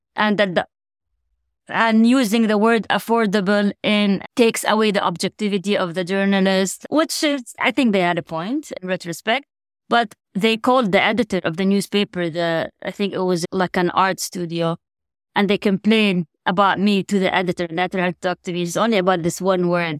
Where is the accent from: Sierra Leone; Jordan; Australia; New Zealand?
Jordan; moved away as an adult; now in United States; I was born and raised there. So I spent twenty years there.